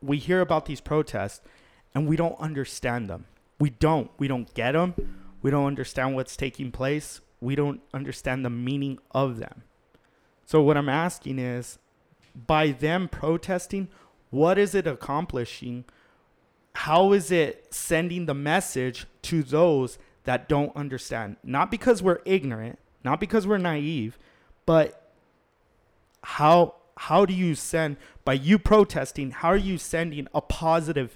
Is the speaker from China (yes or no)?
no; El Paso, Texas, United States; We're from El Paso